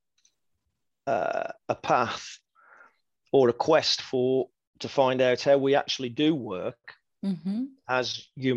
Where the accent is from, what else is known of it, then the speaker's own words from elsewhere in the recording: Wolverhampton, West Midlands, United Kingdom; I signed professional forms for Wolverhampton Wanderers, which is my hometown club